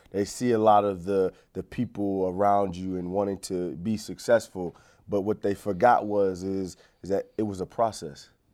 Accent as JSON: {"language": "English", "town": "Fort Lauderdale", "region": "Florida", "country": "United States", "tie": "born or raised there", "also_born_or_lived": "Pittsburgh", "moved": "as an adult", "said": "growing up in Fort Lauderdale, Florida, Broward County"}